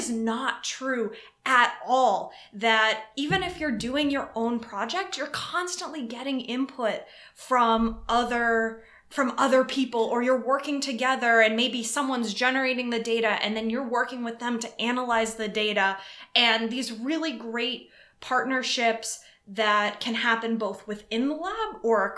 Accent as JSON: {"language": "English", "town": "Hopkinton", "region": "Massachusetts", "country": "United States", "tie": "born or raised there", "moved": "yes", "lives_now": "Chicago, United States", "said": "I was raised in Hopkinton, Massachusetts, which is the start of the Boston Marathon."}